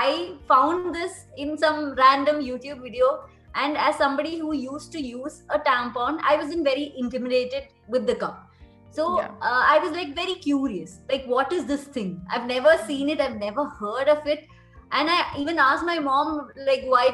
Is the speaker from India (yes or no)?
yes; India; as an Indian, we used to have those roots very deeply beforehand